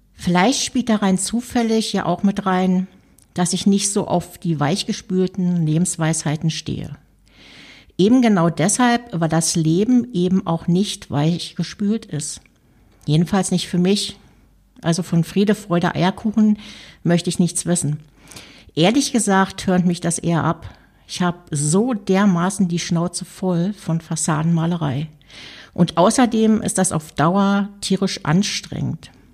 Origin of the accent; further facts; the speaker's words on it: Berlin, Germany; Schließlich komme ich aus Berlin